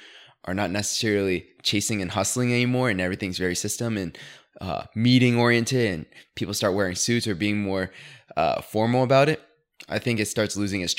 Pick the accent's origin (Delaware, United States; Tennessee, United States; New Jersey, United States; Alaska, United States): Delaware, United States